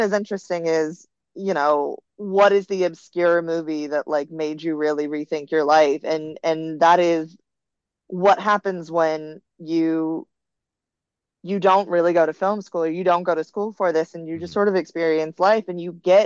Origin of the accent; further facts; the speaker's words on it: the South, Florida, United States; moved away as an adult; now in Los Angeles, United States; I'm from the South